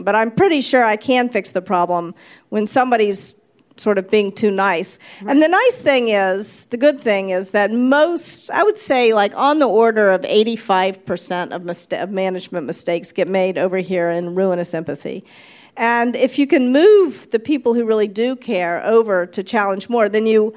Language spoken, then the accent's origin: English; the South, United States; moved away; also born or lived in New York / California; I was raised in the South. You know, I was raised to be a polite Southern girl